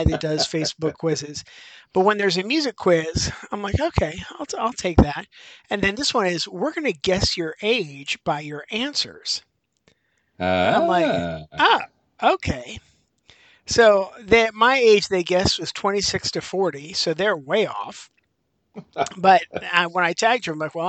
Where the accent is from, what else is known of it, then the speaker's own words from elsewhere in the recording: Western Pennsylvania, United States; I'm from Western Pennsylvania